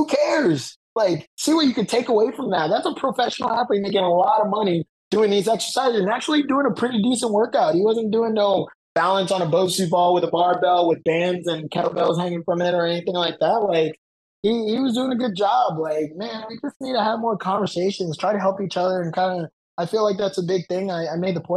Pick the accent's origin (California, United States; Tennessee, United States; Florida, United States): Florida, United States; I'm from Florida